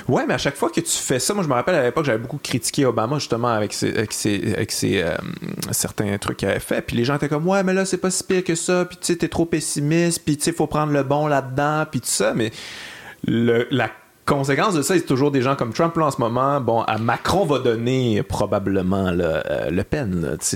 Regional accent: Quebec City, Quebec, Canada; je viens de Québec. J'ai grandi avec les radios de Québec

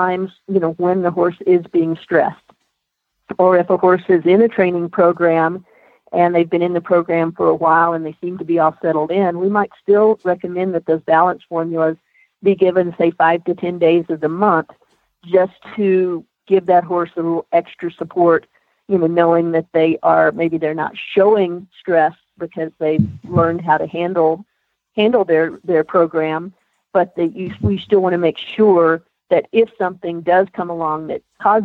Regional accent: Texas, United States; moved away as an adult; now in Colorado, United States; I grew up in Texas

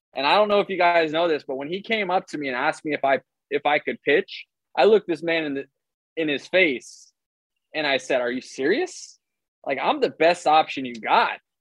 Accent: Tampa, Florida, United States; I play Major League Baseball player for Major League Baseball for my hometown

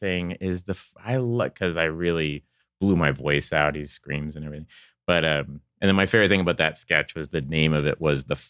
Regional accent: Tulsa, Oklahoma, United States; moved away as an adult; now in Los Angeles, United States; I grew up in Tulsa, Oklahoma.

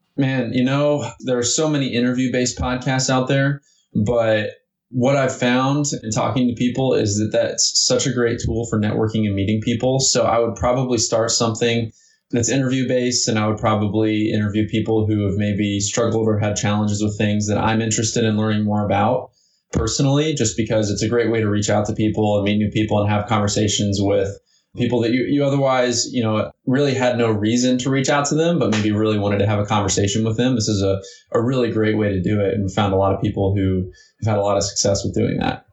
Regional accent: Evansville, Indiana, United States; also born or lived in Florida; I grew up right here in Indiana, um, actually in southern Indiana, in a town called Evansville

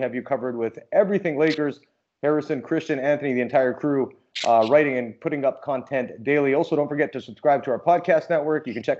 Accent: India; because, you know, we're both Indian, for people who didn't know, and there's not a lot of Indian women in sports media. There is back home in media

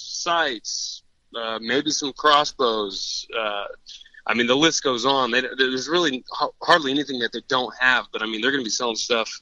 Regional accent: Champaign, Illinois, United States; I own an archery shop in Champaign. I own Hunter's Haven. So that's kind of where I grew up there.

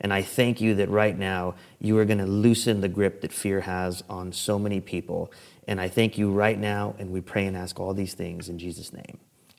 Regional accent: San Antonio, Texas, United States; This picture is the street sign where I grew up on West Edmosa Street. And for those of you not in San Antonio, this is close to the urban core. This is the inner city San Antonio, very close to downtown.

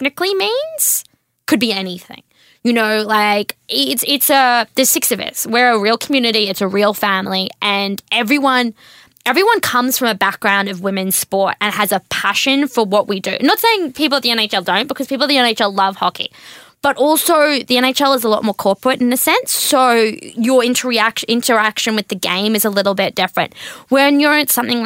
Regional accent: Australia; moved away as an adult; also born or lived in Washington; I grew up in the country. Like, my hometown has like 10 statues of cows

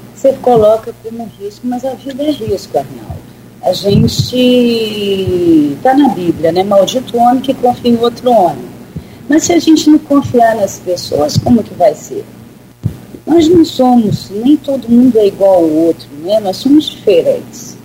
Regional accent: Campos dos Goytacazes, Rio de Janeiro, Brazil; moved away as an adult; now in São João da Barra, Brazil; Campos eu nasci né, e morei em Campos, até meus 20 anos

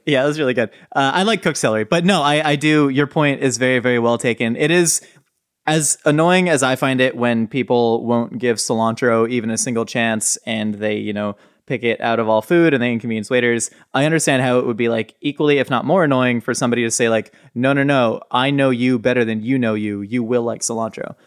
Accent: Southern California, United States; growing up in Southern California

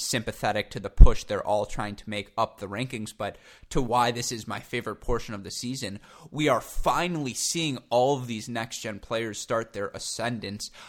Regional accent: United States; as an American

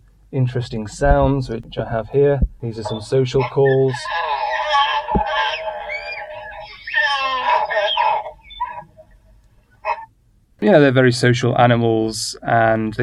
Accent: United Kingdom; moved away; I'm British

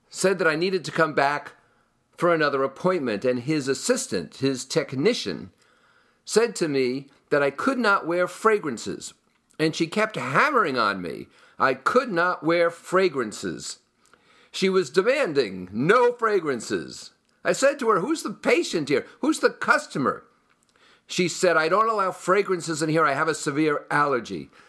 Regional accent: Hudson County, New Jersey, United States; Hudson County, where I grew up in New Jersey

